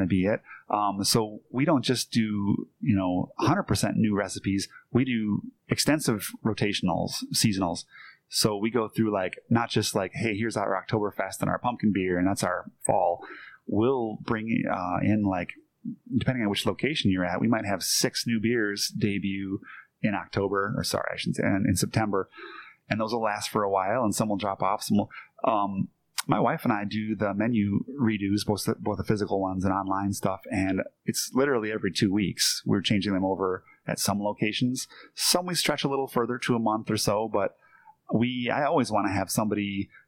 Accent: Green Bay, Wisconsin, United States; I grew up in Green Bay, so it's kind of in the blood

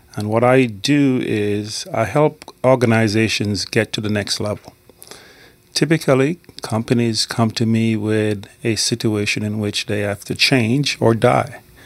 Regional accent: Scotland, United Kingdom; also born or lived in Jamaica; I was born in Jamaica, but I grew up in Scotland. I went to school in Scotland.

